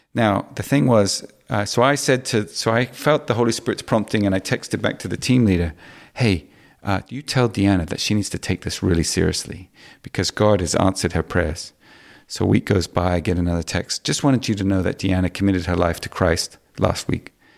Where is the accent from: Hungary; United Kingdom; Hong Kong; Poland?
Hong Kong; I grew up in Hong Kong